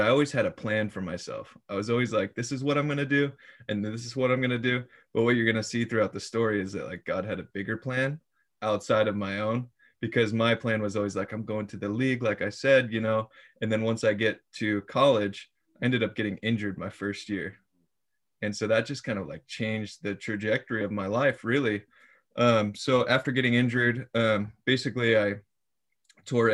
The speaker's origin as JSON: {"language": "English", "region": "Iowa", "country": "United States", "tie": "born or raised there", "also_born_or_lived": "Springfield, Missouri", "moved": "as an adult", "said": "I was born and raised in Iowa"}